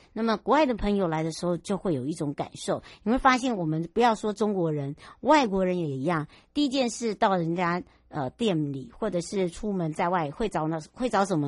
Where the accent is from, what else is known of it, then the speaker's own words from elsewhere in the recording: Taiwan; 我的故乡，就是芝罗部落